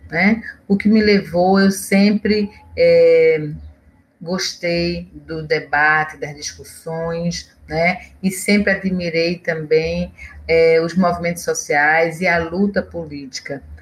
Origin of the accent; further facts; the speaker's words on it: Olinda, Pernambuco, Brazil; moved away; also born or lived in Recife; sou pernambucana, nascida na cidade de Olinda e venho de uma família grande, somos é, cinco irmãs e três irmãos